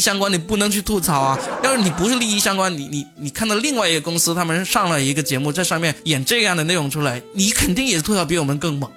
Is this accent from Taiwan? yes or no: no; Guangdong, China; 对于我们广东人来说，我们对春晚真的是几乎是没有感情的。